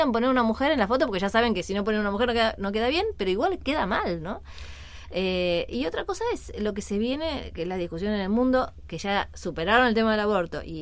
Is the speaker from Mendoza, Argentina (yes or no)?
no; Burzaco, Buenos Aires Province, Argentina; soy de Bursaco